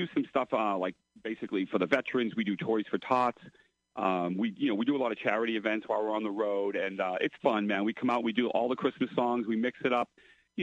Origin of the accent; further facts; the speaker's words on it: Lowell, Massachusetts, United States; now in New Hampshire, United States; I grew up in Lowell, Massachusetts. I live in New Hampshire now